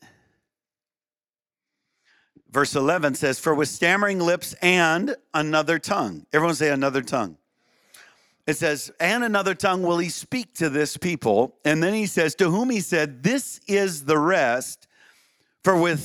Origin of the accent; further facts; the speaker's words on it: Minnesota side, United States; I grew up real close to the St. Croix River, just on the Minnesota side